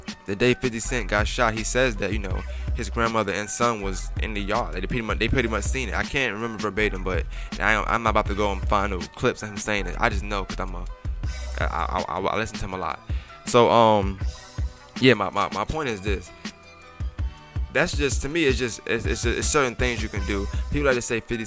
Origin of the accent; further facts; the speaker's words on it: New York City, New York, United States; I always tell you I'm from Brooklyn. I'm from Bushwick.